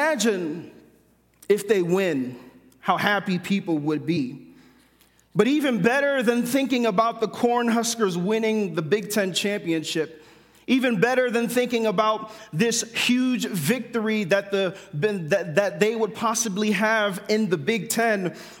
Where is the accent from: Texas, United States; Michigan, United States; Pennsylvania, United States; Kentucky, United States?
Pennsylvania, United States; Philadelphia; moved away as an adult; now in Kearney, United States; my wife and I, we are from the East Coast. We are from Philadelphia. And when we moved to Kearney